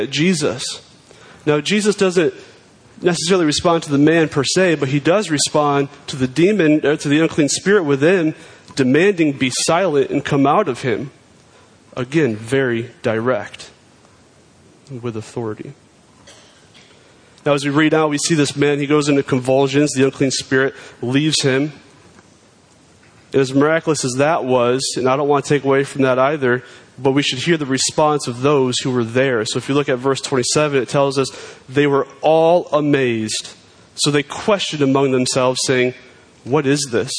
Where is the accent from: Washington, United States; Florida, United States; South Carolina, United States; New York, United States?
New York, United States; I'm a New Yorker